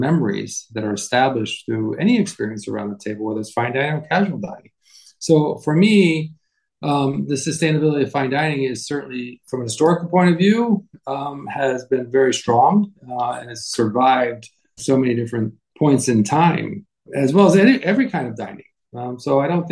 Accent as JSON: {"language": "English", "town": "Palm Beach", "region": "Florida", "country": "United States", "tie": "born or raised there", "said": "I grew up in Palm Beach"}